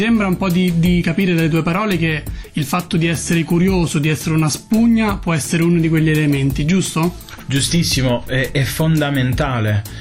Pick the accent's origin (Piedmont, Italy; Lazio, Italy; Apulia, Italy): Apulia, Italy; Foggia